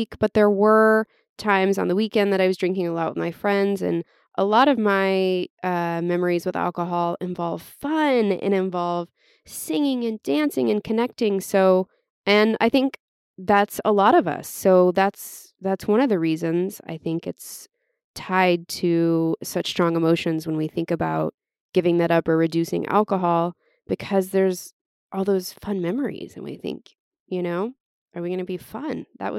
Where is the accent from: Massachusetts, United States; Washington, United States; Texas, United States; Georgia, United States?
Texas, United States; I just wanted to state that I am from Texas. Yes, we were a little bit hick.